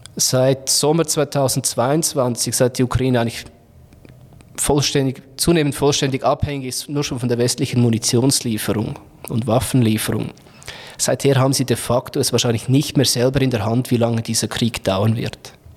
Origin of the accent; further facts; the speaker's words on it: Switzerland; Bei uns in der Schweiz